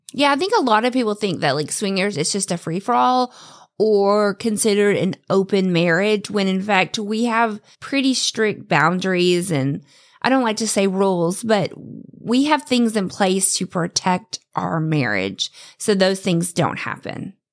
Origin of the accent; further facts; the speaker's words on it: the South, United States; I was raised in the South